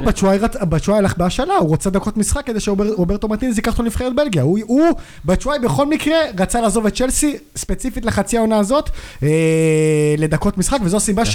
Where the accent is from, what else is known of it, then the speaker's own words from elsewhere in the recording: Jerusalem, Jerusalem District, Israel; אני ירושלמי, בן 29